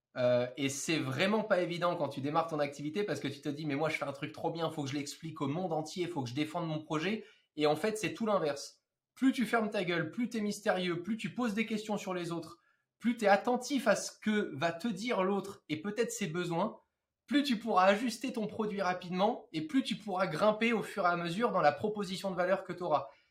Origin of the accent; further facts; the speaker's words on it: Monaco; dans ma chambre à Monaco, puisque je suis monégasque